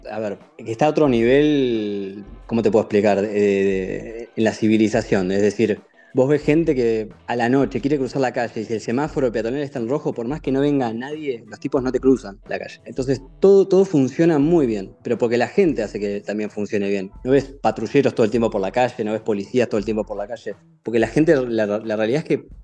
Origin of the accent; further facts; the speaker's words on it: Argentina; now in Denmark; me trajeron a varios de mis compañeros de Argentina. Así que no solamente somos varios argentinos, sino somos argentinos conocidos y amigos que, estamos todos viviendo acá